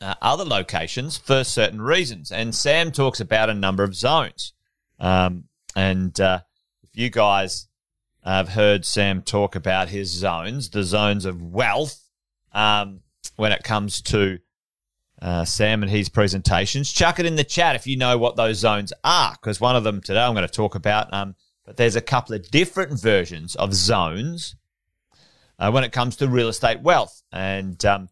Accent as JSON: {"language": "English", "town": "Charters Towers", "region": "Queensland", "country": "Australia", "tie": "born or raised there", "moved": "yes", "said": "I grew up in Charters Towers, just around the corner"}